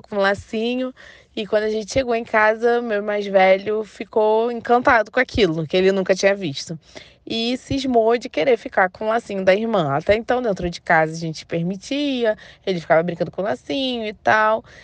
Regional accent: Rio de Janeiro, Brazil; tenho 32 anos, sou do Rio

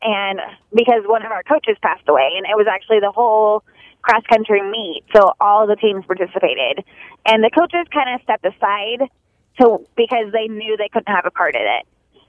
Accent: Missouri, United States; also born or lived in Utah; I grew up here in Missouri

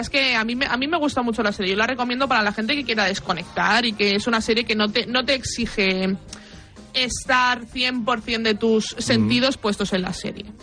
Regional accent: Spain

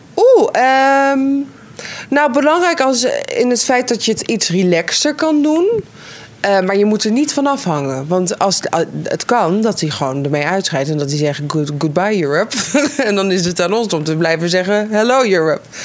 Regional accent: Netherlands; We, we zijn Nederlanders

